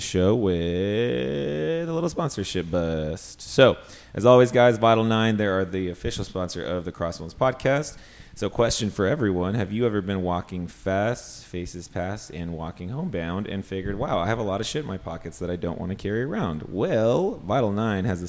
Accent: Los Angeles, California, United States; I've lived here my whole life

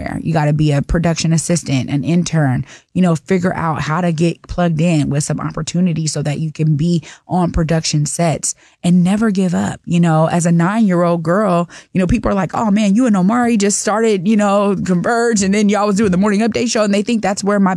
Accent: Seattle, Washington, United States; when I was growing up in Seattle

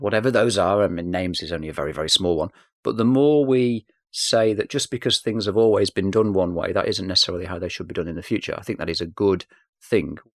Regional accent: Manchester, North West England, United Kingdom; accent: English; I am from Manchester, so police interviews were a part of my youth

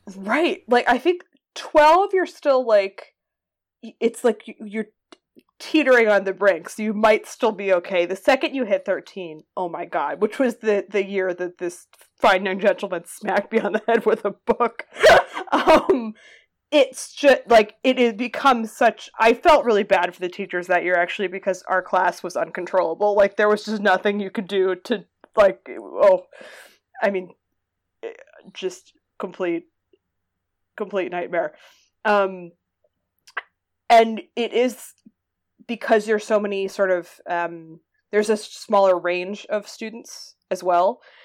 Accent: Massachusetts, United States; I am from Massachusetts

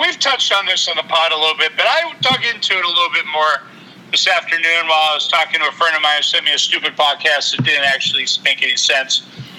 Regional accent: Worcester, Massachusetts, United States; I grew up in Worcester, which is its own ecosystem.

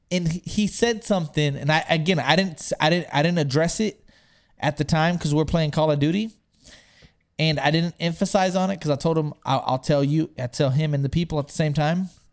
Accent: Texas, United States; I'm from Texas

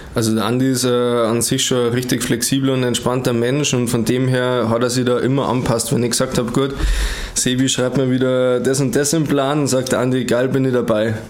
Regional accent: Germany; komme aus Wertstetten, wir sind Brüder

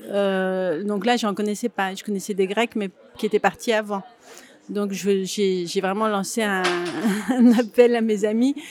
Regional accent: Grenoble, Auvergne-Rhône-Alpes, France; je viens de Grenoble et j'ai une mère qui cuisinait beaucoup

